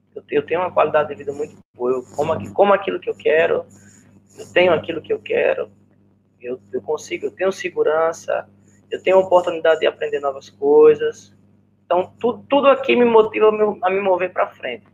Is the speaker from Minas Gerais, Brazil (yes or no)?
no; Arapiraca, Alagoas, Brazil; accent: nordestino; moved away as an adult; eu vim do interior de Alagoas, eu vim de Irapiraca